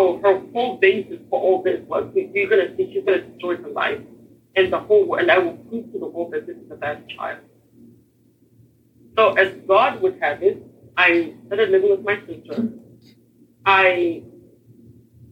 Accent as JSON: {"language": "English", "region": "Harare", "country": "Zimbabwe", "tie": "born or raised there", "moved": "yes", "lives_now": "Texas, United States", "said": "I was born and raised in Harare, Zimbabwe, which is Southeast Africa."}